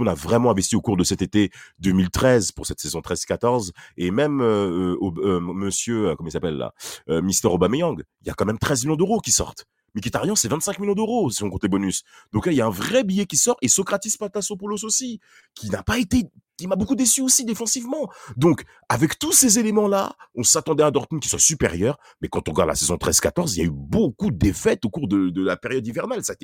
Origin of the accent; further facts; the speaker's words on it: Italy; Bon, on est italien, donc vous allez me pardonner.